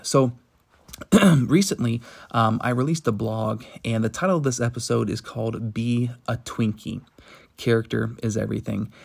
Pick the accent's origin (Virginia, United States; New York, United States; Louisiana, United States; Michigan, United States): Virginia, United States; moved away; also born or lived in Tennessee; I'm from the South, uh, originally from Virginia, born in Tennessee